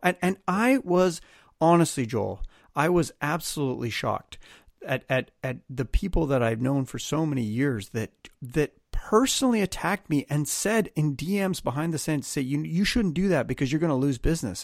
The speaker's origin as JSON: {"language": "English", "country": "Canada", "said": "I'm a Canadian."}